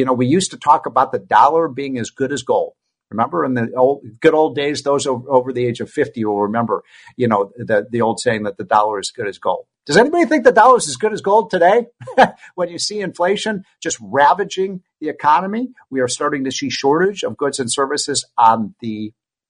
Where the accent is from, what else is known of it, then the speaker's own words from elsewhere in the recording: Chicago, Illinois, United States; I'm from Chicago